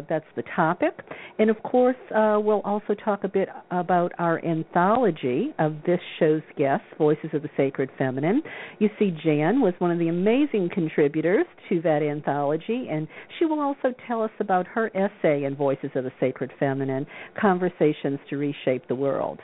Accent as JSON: {"language": "English", "region": "Louisiana", "country": "United States", "tie": "born or raised there", "said": "that was life growing up in Louisiana"}